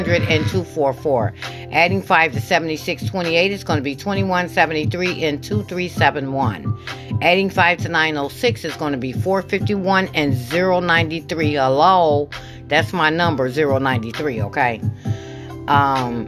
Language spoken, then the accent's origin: English; Michigan, United States; I am from Michigan